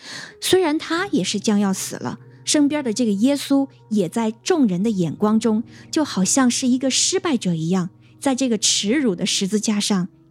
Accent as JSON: {"language": "Chinese", "country": "China", "said": "因为我们中国人不说嘛，就是人之将死，其言也善"}